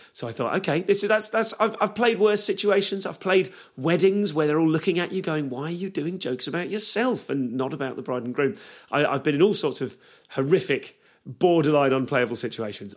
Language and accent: English; Leamington Spa, West Midlands, United Kingdom; I grew up in Leamington Spa, um, which is a, a, little town in the West Midlands